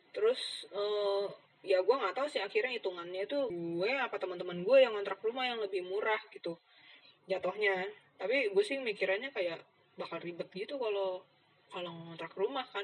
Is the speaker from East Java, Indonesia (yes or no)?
yes; Surabaya, East Java, Indonesia; kan secara dari Surabaya tapi itu kan punya gue semua kasur gitu-gitu